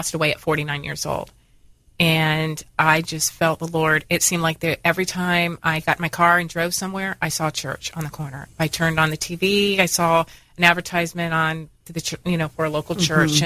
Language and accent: English; Dunedin, Florida, United States; also born or lived in Tarpon Springs, Florida; I'm a Floridian. I was born in Dunedin.